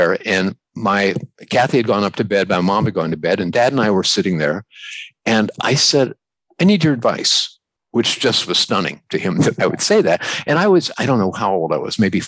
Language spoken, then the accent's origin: English; New Philadelphia, Ohio, United States; I grew up in New Philadelphia, Ohio.